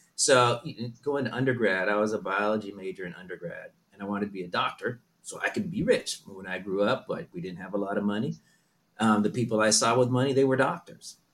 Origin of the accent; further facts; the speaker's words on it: Southern California, United States; also born or lived in Berlin, Germany / Netherlands / New York / Tokyo, Japan; I grew up in Southern California.